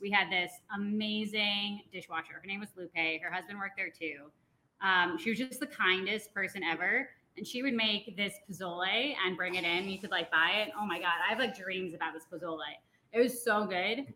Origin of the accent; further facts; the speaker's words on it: Long Island, New York, United States; now in Denver, United States; I grew up in New York on Long Island